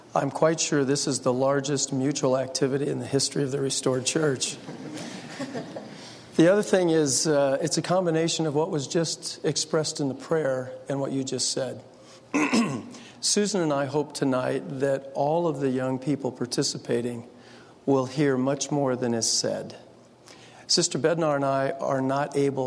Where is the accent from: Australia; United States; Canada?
United States; San Francisco Bay Area, California; I grew up in the San Francisco Bay Area quite some time ago.